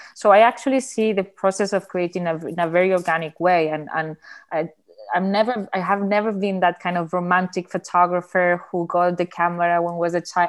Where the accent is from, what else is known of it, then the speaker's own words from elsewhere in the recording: Barcelona, Catalonia, Spain; English is a second language; I'm an artist from Barcelona